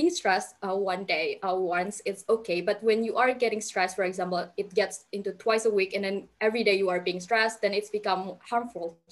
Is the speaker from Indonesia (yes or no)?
yes; Indonesia; I'm from Indonesia